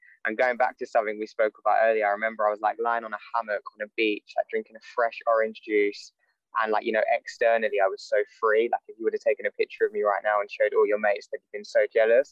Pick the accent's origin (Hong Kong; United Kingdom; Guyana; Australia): United Kingdom; London; moved away as an adult; I grew up in London, moved out of London when I was 18 to go to university